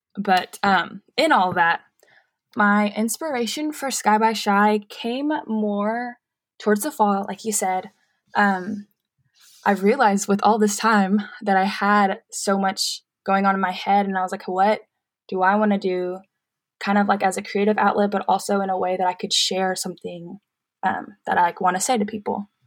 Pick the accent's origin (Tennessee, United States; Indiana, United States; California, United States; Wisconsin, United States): Tennessee, United States; Murfreesboro; I am born and raised in Murfreesboro, so a lot of my family is here